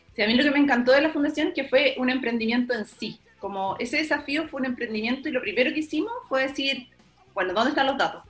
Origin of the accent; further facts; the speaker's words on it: Santa Cruz, O'Higgins, Chile; yo soy de Santa Cruz